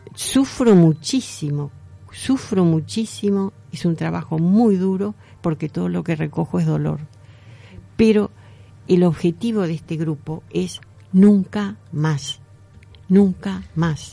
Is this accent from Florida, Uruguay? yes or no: no; Santa Lucía, Canelones, Uruguay; Yo soy de Santa Lucía